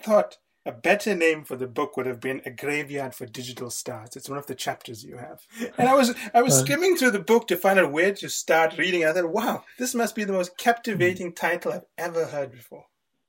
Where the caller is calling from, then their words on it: Los Angeles, California, United States; and I'm calling in from Los Angeles, where it's very warm.